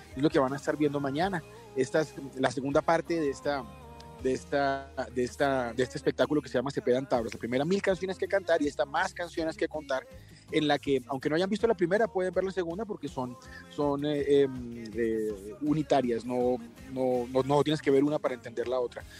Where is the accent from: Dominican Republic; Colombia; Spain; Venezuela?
Colombia; en mi país